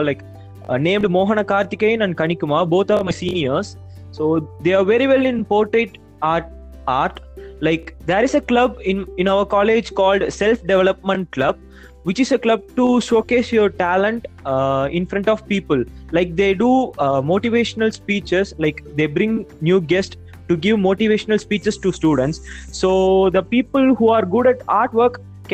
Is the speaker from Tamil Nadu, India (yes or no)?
yes; Salem, Tamil Nadu, India; I'm from Salem.